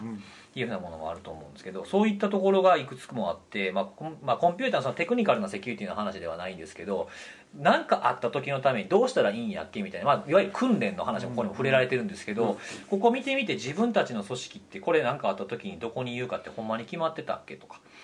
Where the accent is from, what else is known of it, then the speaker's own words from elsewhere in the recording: Kansai, Japan; 僕関西出身で隣の県